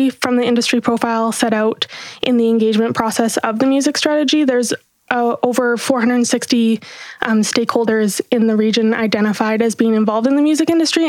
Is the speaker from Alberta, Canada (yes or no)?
yes; Jasper, Alberta, Canada; moved away as an adult; now in Kelowna, Canada; I actually grew up in a small town called Jasper, Alberta. It's a national park just kind of on the border of BC and Alberta in the beautiful Rocky Mountains. And I moved here for school in 2013.